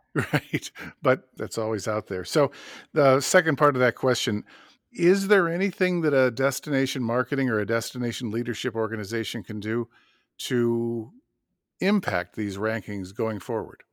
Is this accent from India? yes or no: no; Madison, Wisconsin, United States; my hometown of Madison